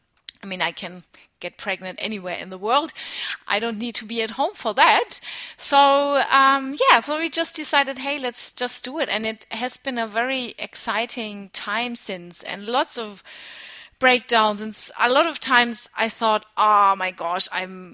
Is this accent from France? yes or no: no; Nuremberg, Bavaria, Germany; moved away as an adult; also born or lived in United States / Australia; outside of Nuremberg, where I grew up in Germany